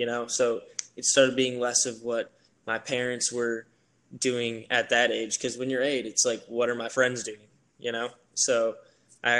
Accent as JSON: {"language": "English", "town": "Whitefish Bay", "region": "Wisconsin", "country": "United States", "tie": "born or raised there", "moved": "as an adult", "said": "back in my hometown of Whitefish Bay, which is right next to Milwaukee, Wisconsin"}